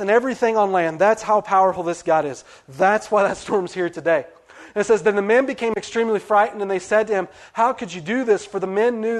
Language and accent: English; West Virginia, United States; moved away; I'm from West Virginia